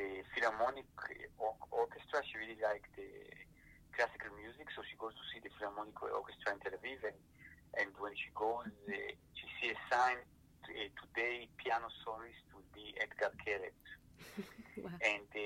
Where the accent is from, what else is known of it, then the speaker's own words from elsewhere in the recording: Italy; I grew up in Italy, you know, in elementary school